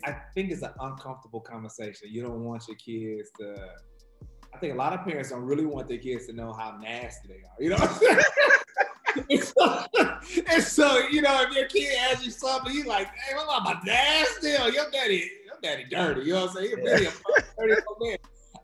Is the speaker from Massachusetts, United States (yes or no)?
no; Detroit, Michigan, United States; You know, growing up in Detroit, like it was... You really didn't speak to people you ain't know.